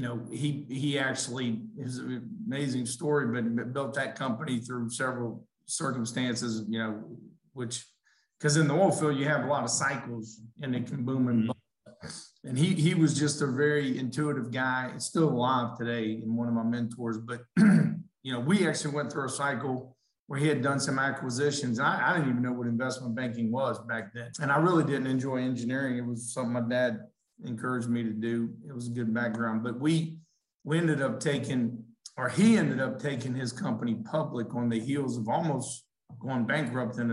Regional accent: Lafayette, Louisiana, United States; now in Birmingham, United States; I grew up in South Louisiana, had great parents, great family, kind of grew up in that, you know, down there

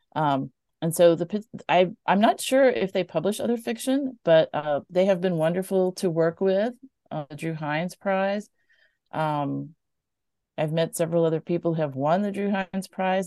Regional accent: Mobile, Alabama, United States; growing up in Mobile

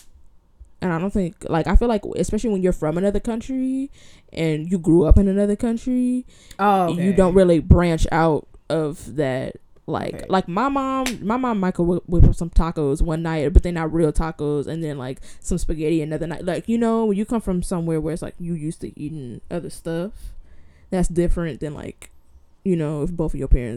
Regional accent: Inglewood, California, United States; I grew up in Inglewood.

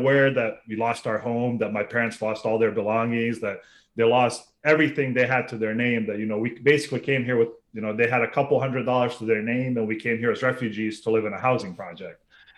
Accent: Sarajevo, Federation of Bosnia and Herzegovina, Bosnia & Herzegovina; moved away; So I was originally born in what was the former Yugoslavia then, back in the 80s. I was born in Sarajevo, which is now Bosnia. Yep. I'm of Bosnian Serb origin. And I lived there until 1995.

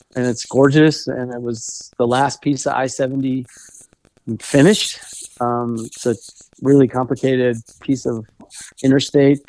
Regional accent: Golden, Colorado, United States; also born or lived in Arvada, Colorado; I grew up in Golden, which is a little bit further west

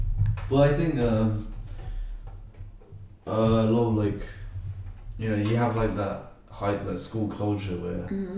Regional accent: Nepal; I was like, no, I'm not from Pakistan, I'm from Nepal

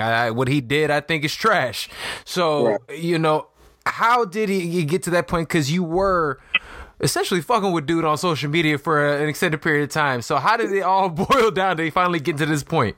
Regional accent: Chicago, Illinois, United States; I'm from Chicago. I'm from Illinois, so I know like the Midwest

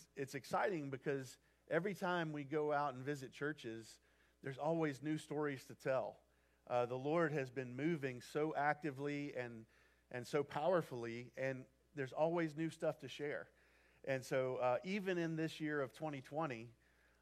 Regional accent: Birmingham, Alabama, United States; moved away; I grew up in Birmingham, Alabama

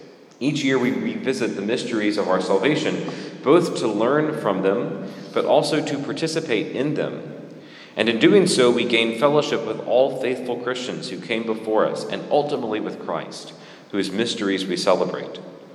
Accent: United States

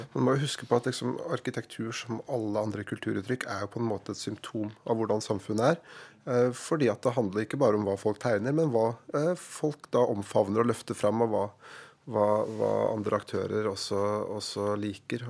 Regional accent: Lillehammer, Innlandet, Norway; I min hjemby Lillehammer

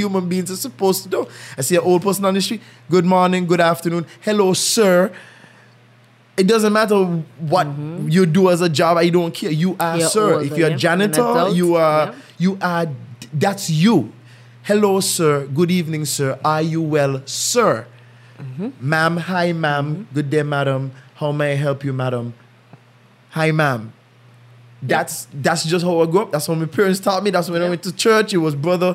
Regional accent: St. Kitts & Nevis; moved away; I'm from St. Kitts.

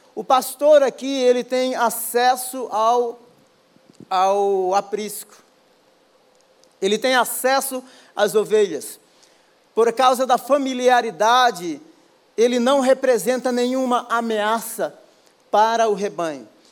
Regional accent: Baía Formosa, Rio Grande do Norte, Brazil; moved away; also born or lived in São Paulo / England; eu sou do Rio Grande do Norte, de uma praia chamada Bahia Formosa, nasci e me criei.

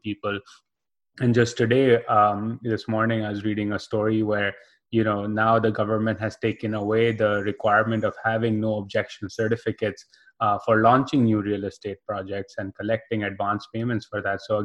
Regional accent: Karachi, Sindh, Pakistan; I grew up in Karachi

